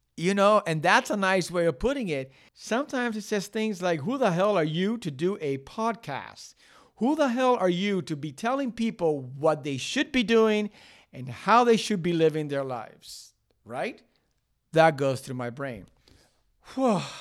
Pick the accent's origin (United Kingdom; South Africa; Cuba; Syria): Cuba; also born or lived in Miami, United States; now in United States; I was born in Cuba. There was a lot of shit going on in my childhood. Then I came to the United States. I went to Miami